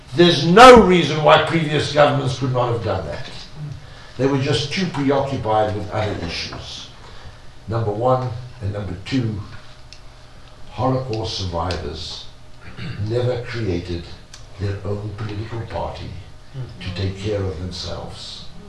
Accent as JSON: {"language": "English", "country": "South Africa", "moved": "yes", "lives_now": "Israel", "said": "I'm a South African. I lived in an immoral country."}